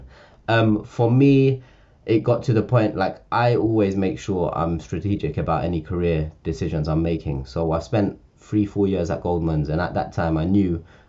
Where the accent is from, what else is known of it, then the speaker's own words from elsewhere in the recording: London, United Kingdom; I grew up in Northwest London or Central London, in a council estate in Camden.